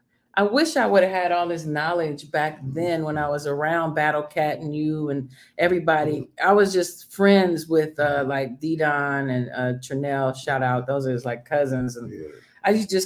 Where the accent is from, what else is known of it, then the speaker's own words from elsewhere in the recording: Chicago, Illinois, United States; I'm from Chicago, and we were more into the house scene in Chicago.